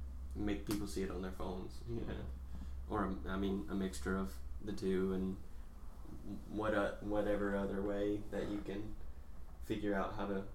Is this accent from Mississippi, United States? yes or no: yes; Laurel, Mississippi, United States; I'm from Laurel, which is not super bad.